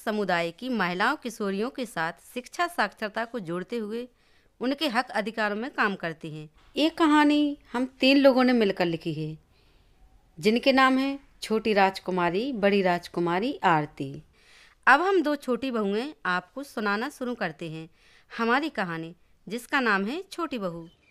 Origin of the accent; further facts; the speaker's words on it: Kuraura village, Lalitpur district, Uttar Pradesh, India; उत्तर प्रदेश में ललितपुर ज़िले के कुरौरा गांव की रहने वाली हूँ